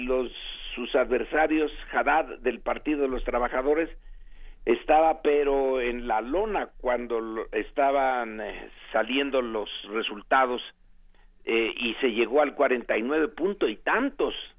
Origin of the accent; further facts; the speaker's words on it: Mexico; nosotros en México